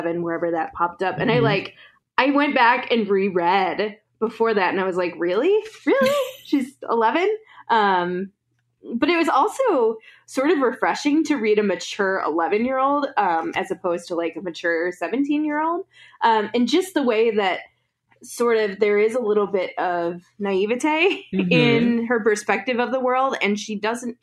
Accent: the Midwest, 40 minutes outside Chicago, Illinois, United States; I grew up in the Midwest as well

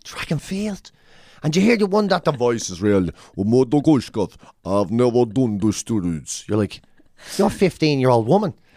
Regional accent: Ireland; We're Irish

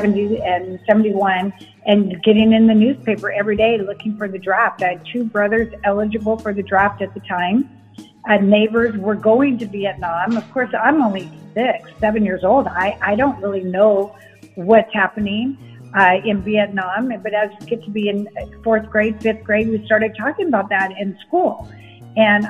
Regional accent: Costa Mesa, California, United States; moved away as an adult; now in Tampa, United States; I am born and raised in Costa Mesa, California

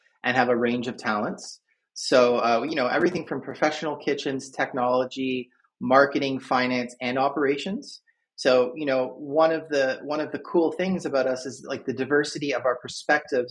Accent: Canada; now in Philadelphia, United States; I am Canadian originally, but I live just outside of Philadelphia now

